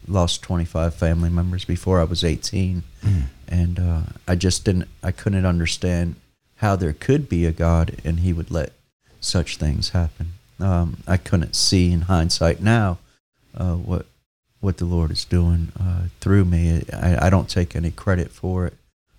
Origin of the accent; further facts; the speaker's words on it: Newark, New Jersey, United States; No, I was born and raised in Newark, New Jersey.